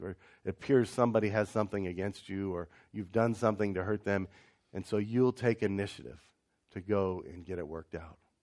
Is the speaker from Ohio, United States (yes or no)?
yes; Ohio, United States; I grew up in Ohio